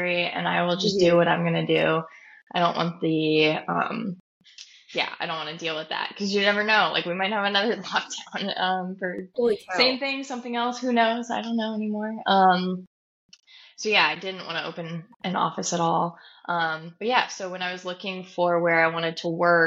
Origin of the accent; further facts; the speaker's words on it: Nebraska, United States; moved away; I'm from Nebraska